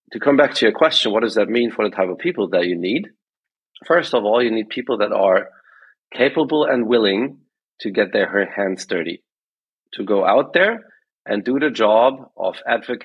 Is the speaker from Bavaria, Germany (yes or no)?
no; Saarland, Germany; accent: German; English is a second language; It comes from La Région de la Sarre, as they say in French. This is where I grew up.